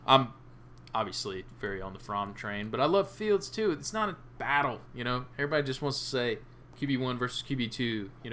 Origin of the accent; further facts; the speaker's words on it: Middle Georgia, United States; We're from Middle Georgia.